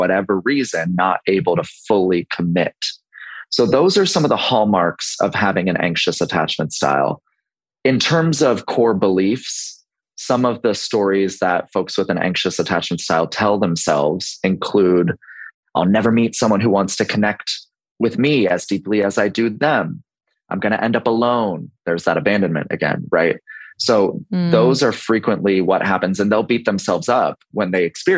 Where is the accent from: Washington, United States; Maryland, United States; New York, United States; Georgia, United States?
Maryland, United States; Baltimore; now in Charleston, United States; I'm 35 and I'm located in Charleston, South Carolina, but originally from Baltimore, Maryland.